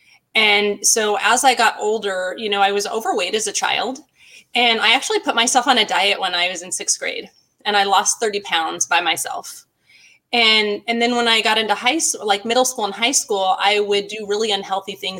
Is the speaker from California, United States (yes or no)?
yes; Glendora, California, United States; I live in Glendora, California, and lived in this area for my whole life